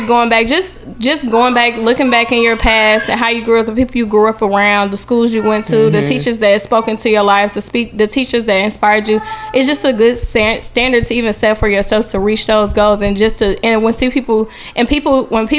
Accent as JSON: {"language": "English", "town": "Gary", "region": "Indiana", "country": "United States", "tie": "born or raised there", "moved": "yes", "said": "I'm from Gary, Indiana"}